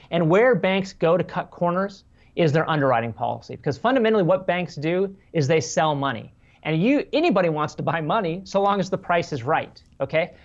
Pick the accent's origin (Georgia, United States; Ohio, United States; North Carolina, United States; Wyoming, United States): Wyoming, United States; I'm from Wyoming, right across the border of Nebraska